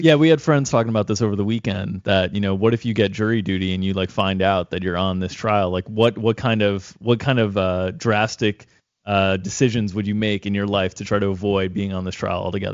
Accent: Florida, United States; growing up in Florida

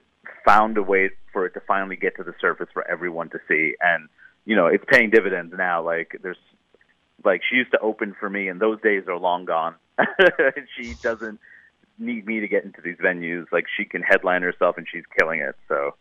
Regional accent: United States; But also I started to realize like, whoa, I'm such an American. Like these jokes do not all work here.

